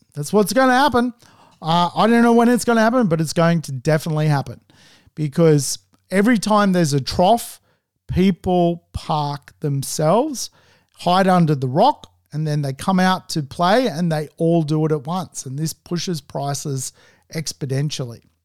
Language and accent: English; Sydney, New South Wales, Australia; I'm from the Northern Beaches in Sydney.